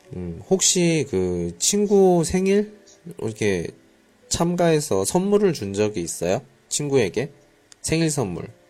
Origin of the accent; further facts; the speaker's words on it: South Korea; now in Qingdao, China; 한국에서 왔습니다